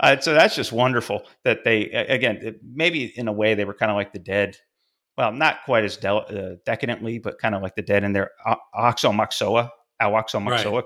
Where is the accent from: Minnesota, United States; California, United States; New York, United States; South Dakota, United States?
New York, United States; Fulton; a little north of my hometown, uh, Fulton, New York